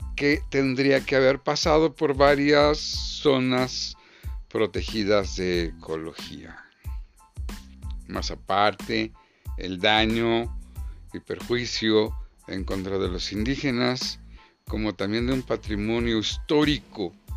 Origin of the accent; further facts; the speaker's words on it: Mexico; somos mexicanos